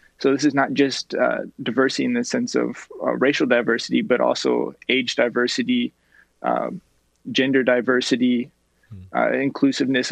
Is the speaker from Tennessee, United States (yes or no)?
no; just outside of Sacramento, California, United States; moved away as an adult; also born or lived in Los Angeles, California; I'm from just outside of Sacramento, is my hometown in California.